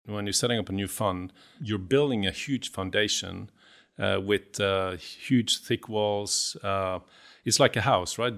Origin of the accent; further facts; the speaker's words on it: Bergen, Vestland, Norway; I'm from the West Coast in Norway, just, uh, grew up in Bergen, uh, but then k, fairly quickly moved outside